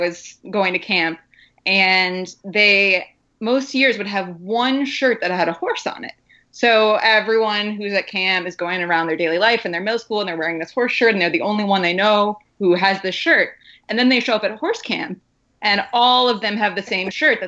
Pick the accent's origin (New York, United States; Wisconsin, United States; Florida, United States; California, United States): Wisconsin, United States; growing up in Wisconsin